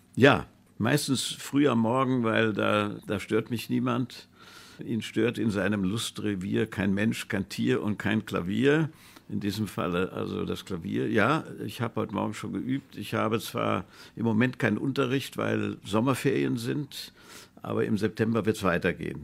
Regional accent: Hofheim am Taunus, Hesse, Germany; wie sie uns als Kinder auf den Kapellenberg in Hofheim im Taunus mit Jeeps hochgezogen haben

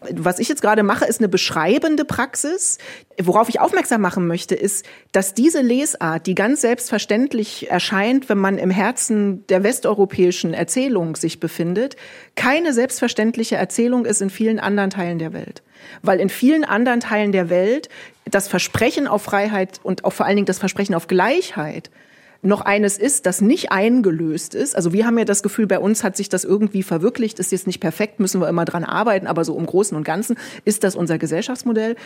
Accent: Germany; für uns als Deutsche

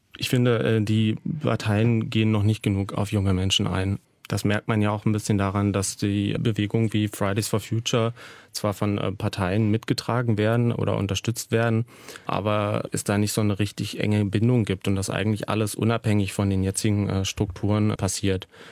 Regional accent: Börde, Saxony-Anhalt, Germany; ich bin äh, eben in der Börde aufgewachsen

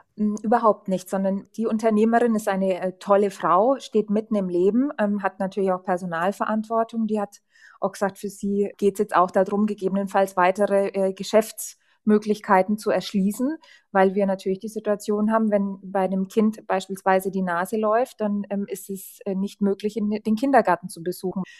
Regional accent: Lichtenfels, Bavaria, Germany; in meiner Heimatstadt Lichtenfels

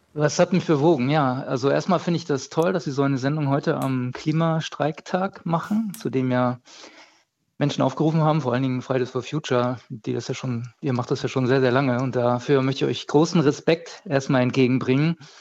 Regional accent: Bremen, Germany; ich komme ja aus Norddeutschland, ich bin aus Bremen

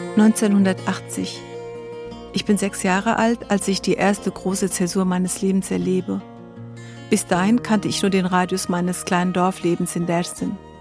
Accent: Germany; first language Zazaki (Kirmanckî); German is a second language; also born or lived in Dersim (family origin, Kurdish); Auch in Deutschland

